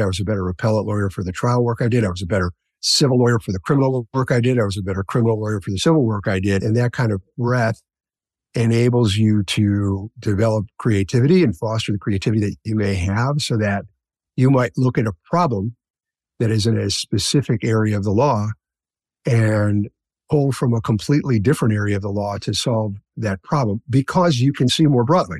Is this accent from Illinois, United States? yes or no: yes; Chicago, Illinois, United States; I grew up in Chicago, on the south side of Chicago, in a neighborhood called Roseland